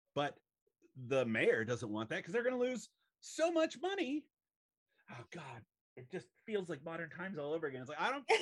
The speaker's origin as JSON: {"language": "English", "region": "Southern California", "country": "United States", "tie": "born or raised there", "said": "I grew up in Southern California"}